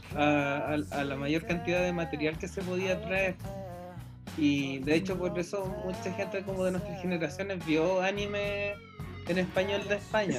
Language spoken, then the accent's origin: Spanish; Rancagua, O'Higgins, Chile; soy de Rancagua.